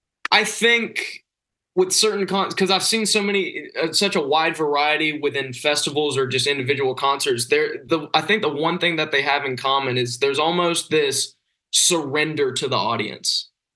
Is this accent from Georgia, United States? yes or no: yes; Georgia, United States; February 22nd, we start off in my home state of Georgia. We're playing in Isle 5 in Atlanta.